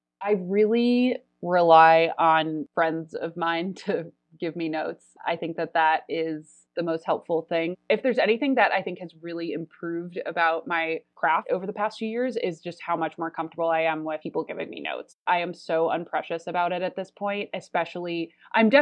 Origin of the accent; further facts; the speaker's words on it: Chicago, Illinois, United States; moved away as an adult; now in Los Angeles, United States; I was in Chicago in my hometown with my family for most of that winter